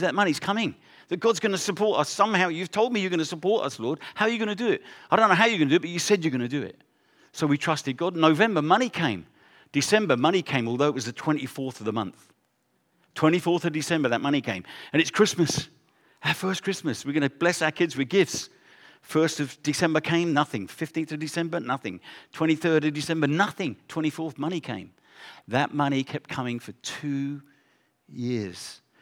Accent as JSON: {"language": "English", "region": "England", "country": "United Kingdom", "also_born_or_lived": "South Africa", "moved": "as an adult", "said": "We're from England, but we went to South Africa."}